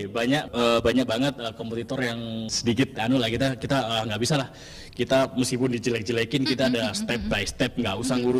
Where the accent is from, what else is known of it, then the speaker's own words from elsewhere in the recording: East Java, Indonesia; kota saya kota apel.